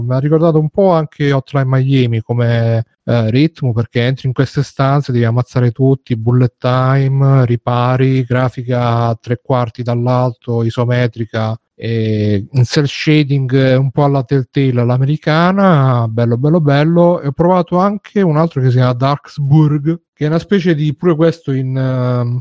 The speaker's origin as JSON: {"language": "Italian", "country": "Italy", "said": "sono italiano"}